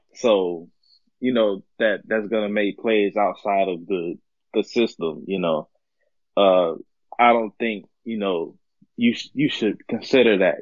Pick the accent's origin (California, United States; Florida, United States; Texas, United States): Florida, United States; Jacksonville; I'm actually from the same town. I mean, I'm from Jacksonville as well